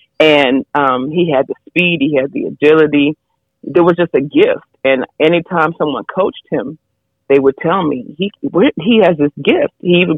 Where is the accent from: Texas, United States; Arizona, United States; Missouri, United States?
Texas, United States; San Antonio; also born or lived in New York City; I was raised in San Antonio from New York. But like I said, raised here